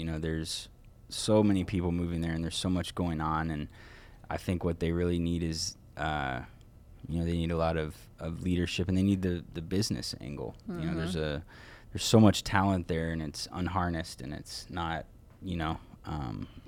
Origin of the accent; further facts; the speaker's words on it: Texas, United States; moved away as an adult; now in Colorado, United States; I grew up in Texas, so you know, I was in Texas from 0-19